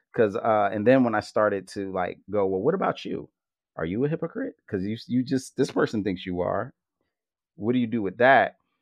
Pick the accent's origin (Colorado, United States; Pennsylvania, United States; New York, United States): Pennsylvania, United States; Philadelphia; to grow up as a hip hop head from Philly